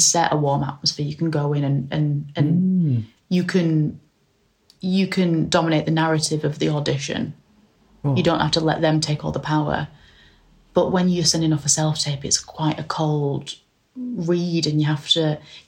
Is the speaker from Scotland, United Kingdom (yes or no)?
no; Oldham, North West England, United Kingdom; I'm from a working class background from a northwest town called Oldham.